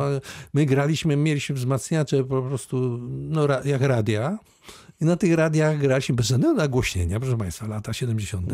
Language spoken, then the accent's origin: Polish; Wałbrzych, Lower Silesian Voivodeship, Poland; urodziłem w Wałbrzychu